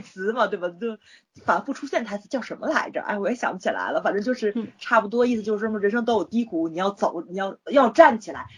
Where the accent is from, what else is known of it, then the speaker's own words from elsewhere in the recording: China; 我作为一个中国人